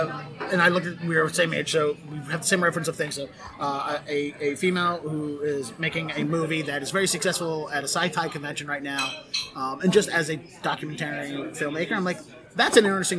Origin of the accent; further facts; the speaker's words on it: Baltimore, Maryland, United States; in Baltimore, my hometown, which I'm going back